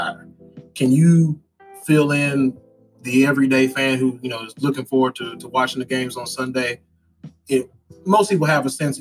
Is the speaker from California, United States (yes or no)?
no; Mesquite, Texas, United States; my hometown, Mesquite, Texas